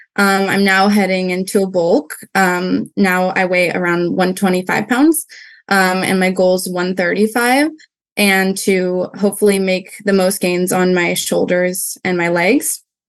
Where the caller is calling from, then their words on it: California, United States; Hi. I'm from California. I'm not sure how we got that, but it's all good.